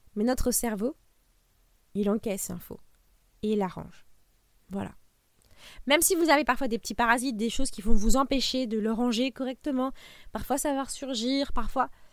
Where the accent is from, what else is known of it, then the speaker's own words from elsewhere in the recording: France; Nous, en tant que Français